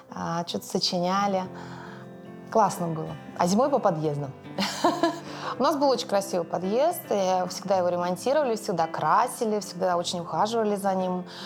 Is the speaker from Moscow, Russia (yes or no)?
yes; Moscow, Russia; я выросла в Москве, и именно на Алексеевской